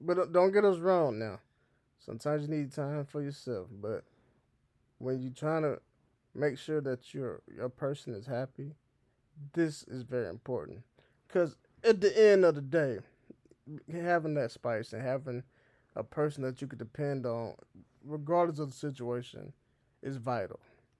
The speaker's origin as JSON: {"language": "English", "region": "the South", "country": "United States", "accent": "Southern", "lives_now": "Kansas City, United States", "said": "I don't have my southern accent no more. I've been to Kansas City way too long now."}